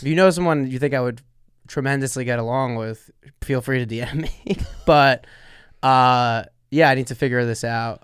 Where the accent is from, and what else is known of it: Sayreville, New Jersey, United States; born or raised there